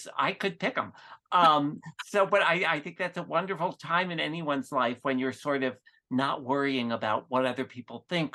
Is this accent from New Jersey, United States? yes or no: yes; New Jersey suburbs, United States; I grew up just in the New Jersey suburbs